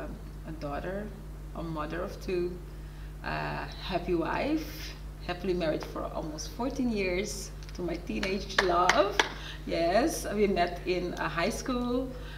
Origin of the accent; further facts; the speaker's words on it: Bonaire, Caribbean Netherlands; moved away as an adult; also born or lived in Suriname; I'm originally from Suriname. {S0} Yes. {S1} But I also lived on the islands. Ah. I grew up on Bonaire.